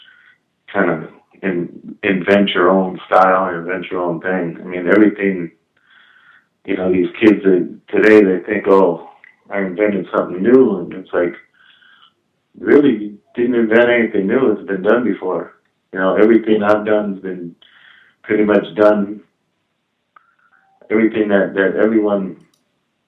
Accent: New York, United States; moved away; when I was a kid growing up in New York

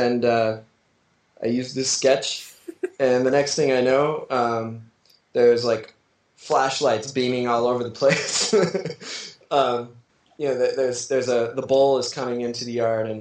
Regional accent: Utah, United States; I'm from Utah

